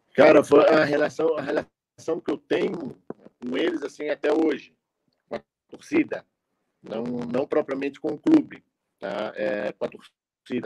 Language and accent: Portuguese; Florianópolis, Santa Catarina, Brazil; eu sou aqui de Florianópolis